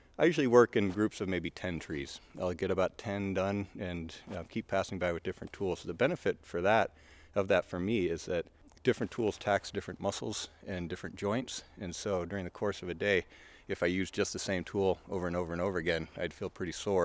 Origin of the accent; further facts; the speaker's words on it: Western New York, United States; now in Middlebury, United States; I'm from Western New York originally